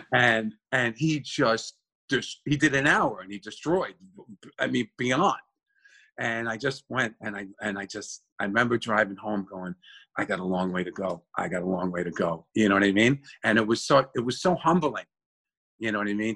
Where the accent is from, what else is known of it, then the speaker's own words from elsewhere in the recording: New York City, New York, United States; also born or lived in Yonkers; born and raised in the Bronx, and then we moved to Yonkers.